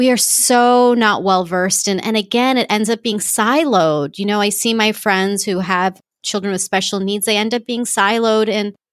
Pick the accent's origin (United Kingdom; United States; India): India; I'm Muslim and mm-hmm. I'm Indian, you know, I'm a woman.